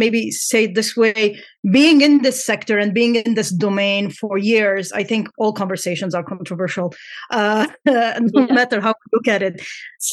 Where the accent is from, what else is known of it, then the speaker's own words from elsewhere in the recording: Lebanon; I come from Lebanon